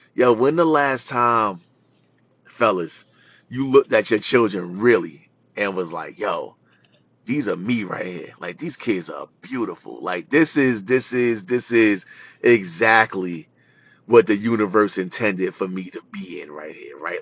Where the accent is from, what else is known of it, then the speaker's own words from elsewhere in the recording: New York City, New York, United States; I grew up in Jamaica, Queens